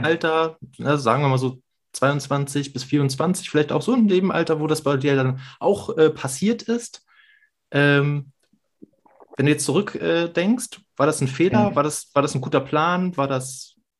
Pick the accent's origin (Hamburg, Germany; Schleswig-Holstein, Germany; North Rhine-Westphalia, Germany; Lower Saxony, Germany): Hamburg, Germany; ich als gebürtiger Hamburger